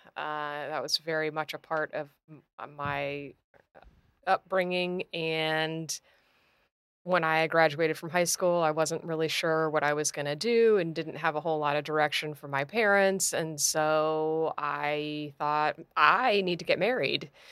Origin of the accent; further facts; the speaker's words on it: Clearwater, Florida, United States; I was born here in Clearwater